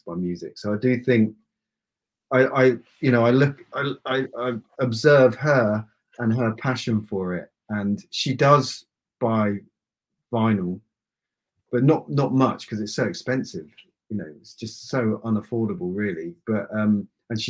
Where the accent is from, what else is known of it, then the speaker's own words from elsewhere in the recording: Aylesbury, South East England, United Kingdom; I grew up in Aylesbury